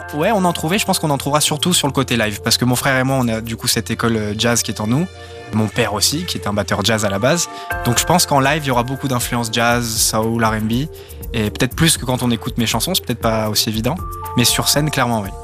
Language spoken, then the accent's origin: French; Belgrade, Serbia; moved away; also born or lived in Nice, France; J'ai vécu toute mon enfance à Belgrade, en Serbie